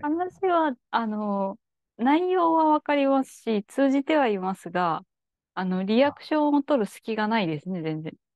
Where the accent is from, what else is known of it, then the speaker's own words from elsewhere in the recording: Kansai, Japan; 天下の関西人といえども